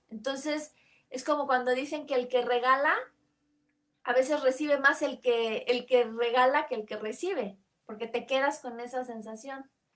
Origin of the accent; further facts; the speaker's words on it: Comitán, Chiapas, Mexico; allá en Comitán, de donde yo soy